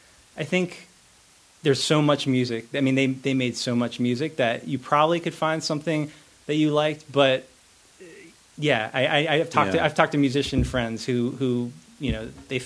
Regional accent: Winston-Salem, North Carolina, United States; also born or lived in Boston; I grew up in North Carolina. My family's from Boston, but when I was pretty young, we moved to Winston-Salem, North Carolina, and I went to school there.

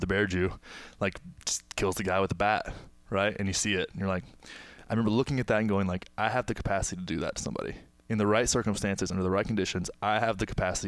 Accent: Texas, United States; my hometown, small town in Texas

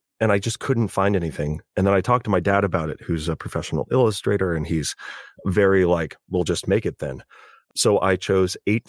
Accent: California, United States; I'm learning as a Californian that I probably should. Some remnant accents on certain words.

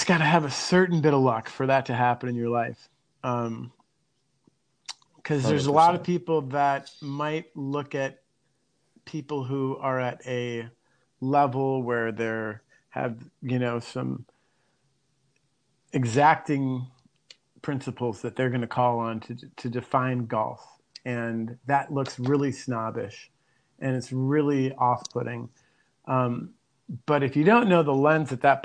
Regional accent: Minneapolis, Minnesota, United States; moved away; I'm originally from Minneapolis

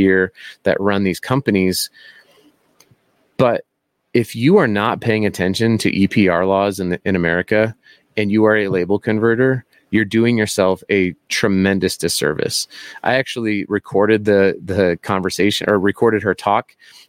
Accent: Monument, Colorado, United States; I'm from Colorado Springs, technically Monument, which is up by the Air Force Academy

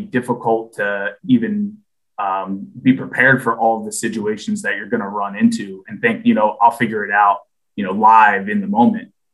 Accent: New Jersey, United States; moved away as an adult; I grew up in New Jersey

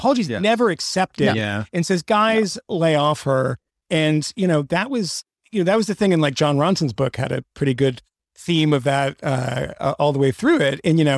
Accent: Bronxville, New York, United States; I'm from Bronxville.

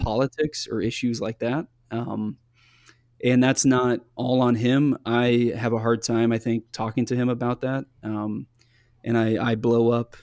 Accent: Midwest, United States; growing up in the Midwest

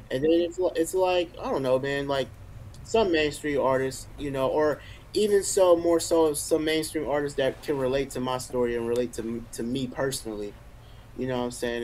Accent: Richmond, California, United States; moved away as an adult; now in Atlanta, United States; growing up in Richmond, it was, you know, it was crazy

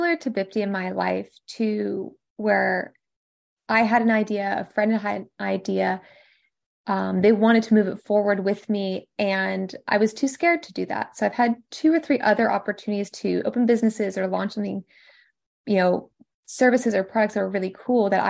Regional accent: Washington, District of Columbia, United States; also born or lived in MENA region; here in DC because this is where I am from. I'm American

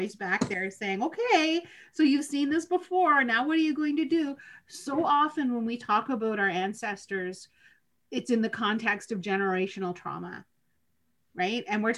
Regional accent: Lac Seul, Ontario, Canada; now in Niagara, Canada; I'm from Lac Seul, don't live anywhere near home. Home for me is in Niagara

